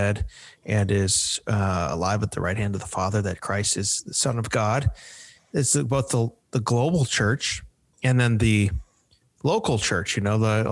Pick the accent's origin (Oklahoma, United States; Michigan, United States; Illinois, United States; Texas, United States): Illinois, United States; Chicago; moved away as an adult; now in Nashville, United States; I grew up in the Chicago area. I've been in Nashville since 2013, but I'm a Chicagoan.